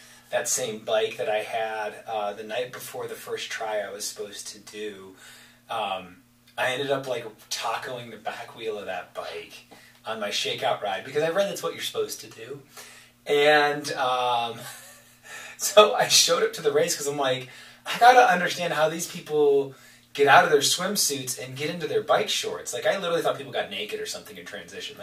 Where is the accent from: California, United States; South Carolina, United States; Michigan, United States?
Michigan, United States; Kalamazoo; growing up in Kalamazoo, I was born and raised there